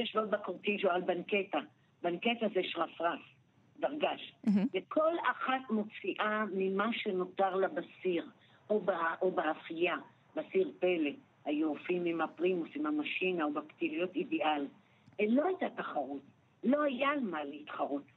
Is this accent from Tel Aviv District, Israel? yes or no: no; Jerusalem, Jerusalem District, Israel; אני נולדתי בנחלאות